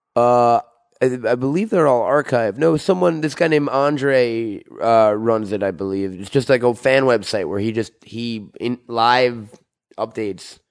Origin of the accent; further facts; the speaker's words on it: Syosset, New York, United States; I'm from Syosset, New York.